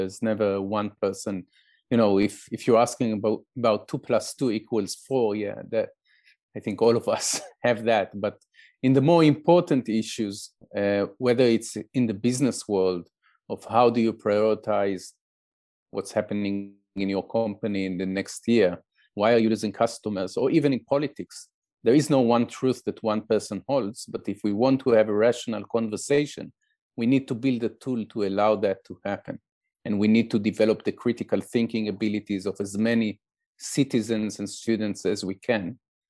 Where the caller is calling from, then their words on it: Israel; we can speak now, you speaking from France and I'm speaking from Israel.